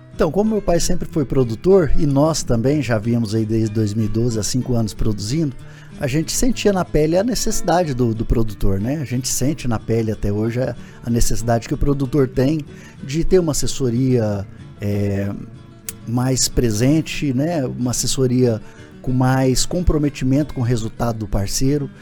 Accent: Jauru, Mato Grosso, Brazil; eu sou eu sou de Jauru, natural de Jauru, nasci em 1978

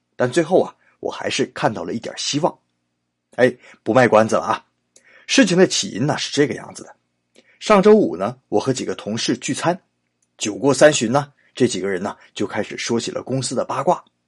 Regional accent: China; 我们中国人

